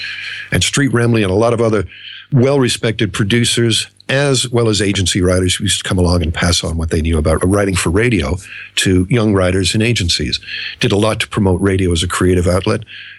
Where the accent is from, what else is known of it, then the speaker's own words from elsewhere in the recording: Australia; Now, Andrew, you and I grew up in Australia here